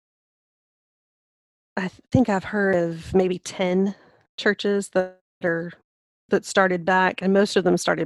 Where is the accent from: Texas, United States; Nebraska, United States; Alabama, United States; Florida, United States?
Texas, United States; Lubbock; moved away as an adult; also born or lived in Memphis; I grew up in Lubbock, Texas